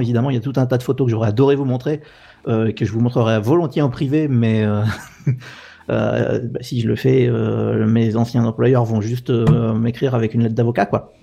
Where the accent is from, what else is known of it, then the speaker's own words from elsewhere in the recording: Normandy, France; moved away; also born or lived in Paris; je suis français de Normandie